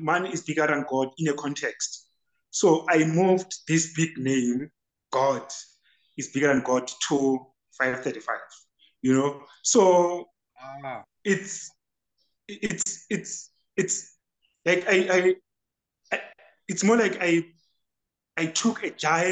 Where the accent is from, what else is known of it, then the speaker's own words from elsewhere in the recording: Free State, South Africa; I'm from Free State, Masilo Chenese. The house, it's 535, and then Phakedi Street is the street